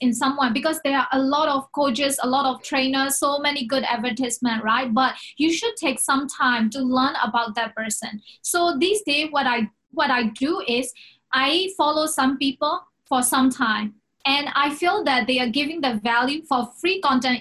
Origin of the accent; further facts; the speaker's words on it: Myanmar; now in Hong Kong; I came from Myanmar